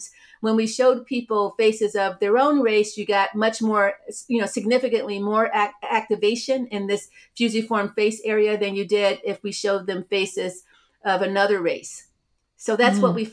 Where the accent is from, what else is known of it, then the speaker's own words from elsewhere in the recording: Cleveland, Ohio, United States; also born or lived in Beachwood, Ohio; I grew up in Cleveland, Ohio